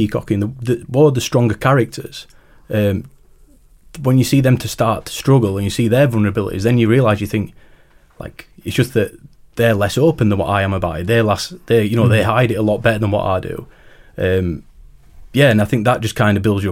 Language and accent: English; Rotherham, Yorkshire and the Humber, United Kingdom; from Rotherham